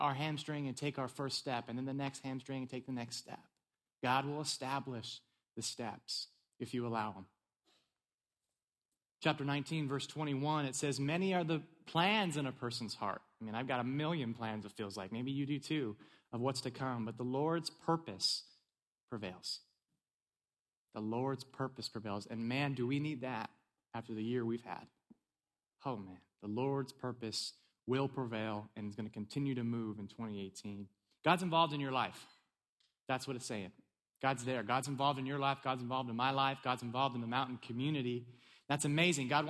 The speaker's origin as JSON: {"language": "English", "region": "California", "country": "United States", "also_born_or_lived": "East Tennessee", "moved": "yes", "lives_now": "Maryland, United States", "said": "I'm originally from California, so I made the move to East Tennessee"}